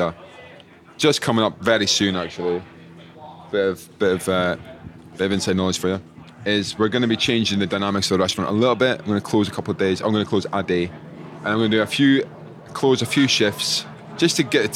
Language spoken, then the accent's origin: English; Scotland, United Kingdom; I was from Scotland